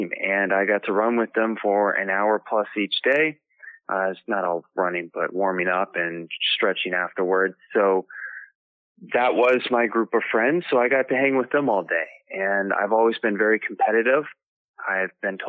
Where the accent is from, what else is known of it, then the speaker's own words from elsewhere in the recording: D.C., District of Columbia, United States; also born or lived in Madison, Wisconsin; I grew up right outside Washington, D.C.